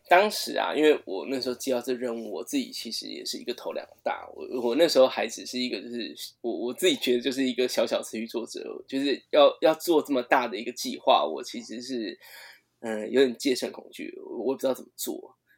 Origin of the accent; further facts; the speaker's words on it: Taiwan; 我们台湾人